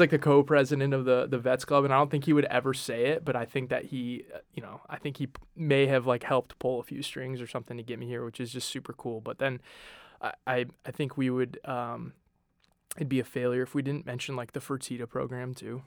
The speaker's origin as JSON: {"language": "English", "town": "Denver", "region": "Colorado", "country": "United States", "tie": "born or raised there", "moved": "as an adult", "said": "Born and raised in Denver, Colorado, kinda grew up on a, in a suburb on the south side of Denver"}